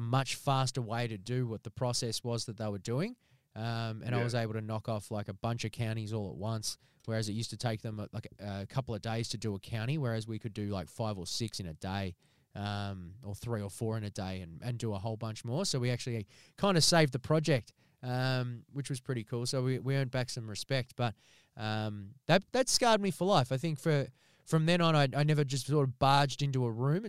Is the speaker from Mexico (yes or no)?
no; Australia; I'm Australian